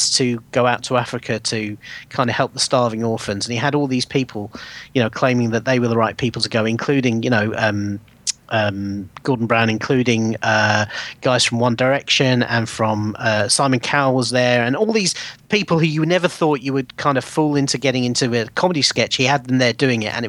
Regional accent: England, United Kingdom; I am English

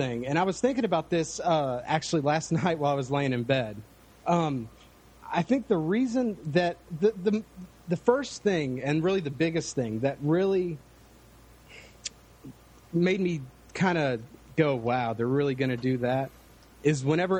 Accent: Dallas, Texas, United States; Dallas, Texas.

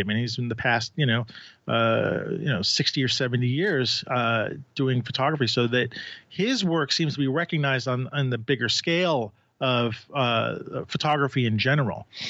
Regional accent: New York City, New York, United States

